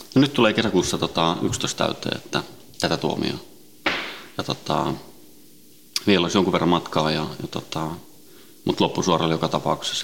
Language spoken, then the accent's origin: Finnish; Helsinki, Uusimaa, Finland; also born or lived in Sweden; Ruotsin lähiössä kasvanut ja syntynyt ja, ja tota, viisivuotiaana noin tultiin Suomeen, Itä-Helsinkiin